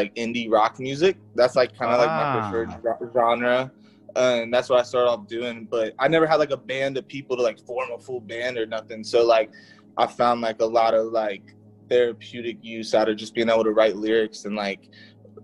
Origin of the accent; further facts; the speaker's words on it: Cincinnati, Ohio, United States; I'm from Cincinnati, Ohio